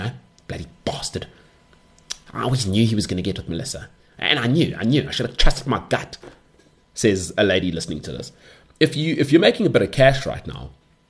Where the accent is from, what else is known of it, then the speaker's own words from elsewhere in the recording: South Africa; as a South African